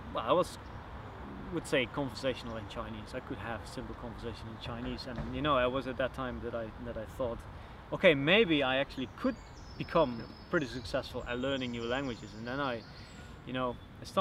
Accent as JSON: {"language": "English", "town": "Helmond", "region": "North Brabant", "country": "Netherlands", "moved": "yes", "lives_now": "Brussels, Belgium", "said": "So I'm from the Netherlands, a small city in the south called Helmond, not far from Eindhoven."}